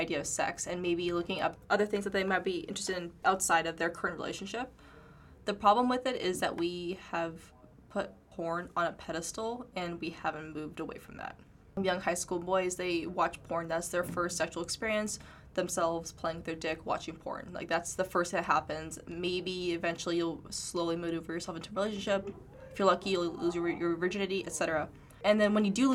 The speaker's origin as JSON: {"language": "English", "town": "Seattle", "region": "Washington", "country": "United States", "tie": "born or raised there", "said": "I grew up in Seattle"}